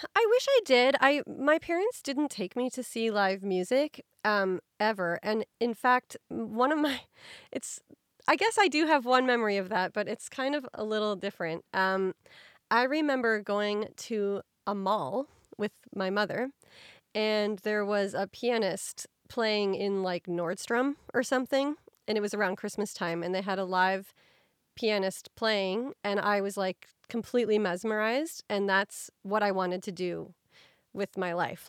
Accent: Midwest, United States; I grew up in the Midwest

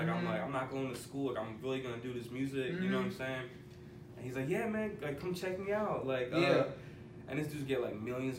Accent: California, United States; We gotta, like, we're from Cali, but we gotta go to Ohio to fuck with these dudes.

